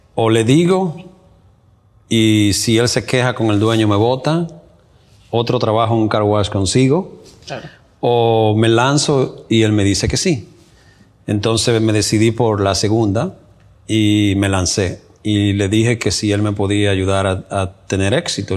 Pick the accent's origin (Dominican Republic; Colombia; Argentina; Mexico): Dominican Republic; moved away as an adult; also born or lived in New York City; now in United States; llego desde la República Dominicana y llegué a la ciudad de Nueva York